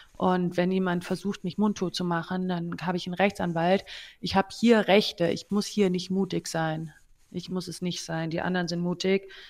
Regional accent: Germany; als Deutsche

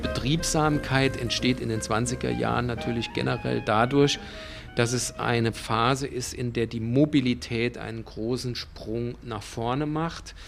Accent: Saarbrücken, Saarland, Germany; hier bei uns in Saarbrücken

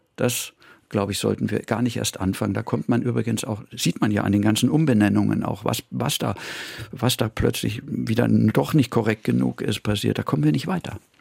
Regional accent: Munich, Bavaria, Germany; moved away as an adult; now in Vienna, Austria; ich bin in München groß geworden.

